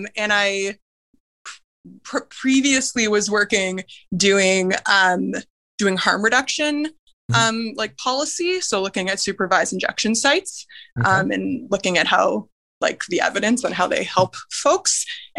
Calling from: Toronto, Ontario, Canada; I'm calling from Toronto.

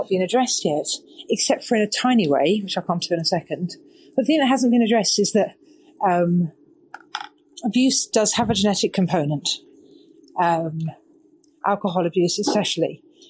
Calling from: Toronto, Ontario, Canada; I'm calling from Toronto, Canada.

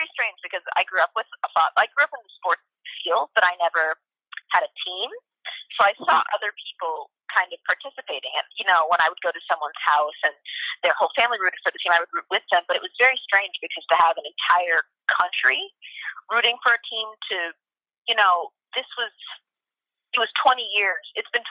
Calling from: France; Hi, I am calling in from France.

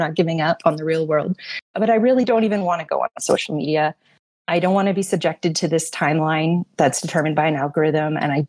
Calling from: Toronto, Ontario, Canada; I'm joining you from Toronto today.

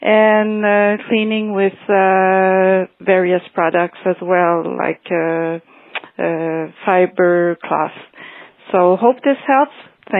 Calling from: Montreal, Quebec, Canada; I'm calling from Montreal, Canada.

